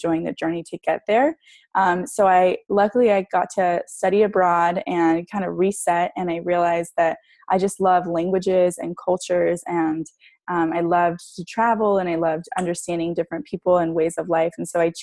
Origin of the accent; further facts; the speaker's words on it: San Diego, California, United States; I grew up in San Diego, California. Love just the beach and living out here